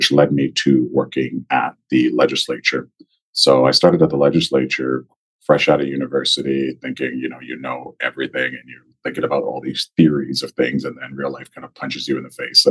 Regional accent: Nigeria; also born or lived in Guelph, Ontario, Canada; now in Edmonton, Canada; I was born in Nigeria with my mother, my sister, my father. He came to Canada to finish his PhD, and we were in Nigeria for a while. So when we first immigrated, we immigrated to Guelph, Ontario

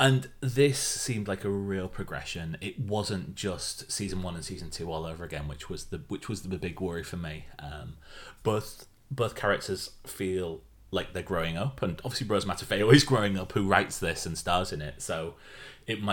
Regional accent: Yorkshire and the Humber, United Kingdom; as a Yorkshireman

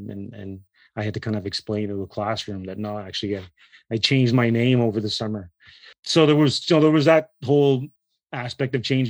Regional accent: Brossard, Quebec, Canada; also born or lived in Listuguj First Nation, Quebec / Campbellton, New Brunswick; my mother gave birth in New Brunswick, yet my community is in on the Quebec side. I lived in Listuguj for the first 7 to 8 years of my life. And then my mother moved to the South Shore of Montreal, where I grew up in Brossard.

